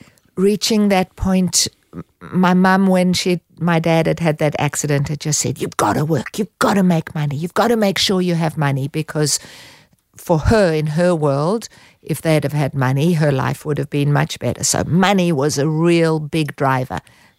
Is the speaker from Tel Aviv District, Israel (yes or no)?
no; Haifa, Haifa District, Israel; now in Sydney, Australia; Well, I came from Haifa, which is a city on a beach, and landed in Sydney, and was taken to Bondi Beach, and I thought, well, this is heaven, and we bought fish and chips.